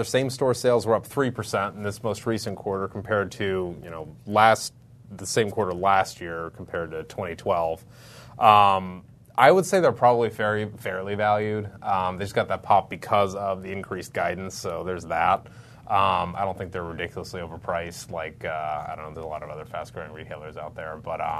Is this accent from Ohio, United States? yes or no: yes; Columbus, Ohio, United States; moved away; I'm originally from Columbus, Ohio.